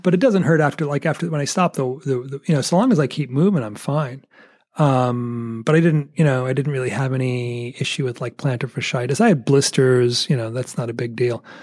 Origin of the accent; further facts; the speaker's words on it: United States; as an American